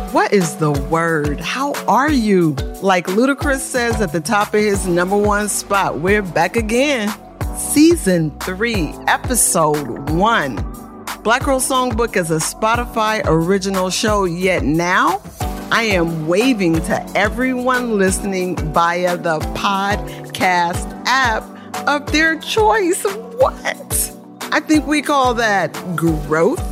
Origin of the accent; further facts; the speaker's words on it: Oakland, California, United States; I was born in Oakland, California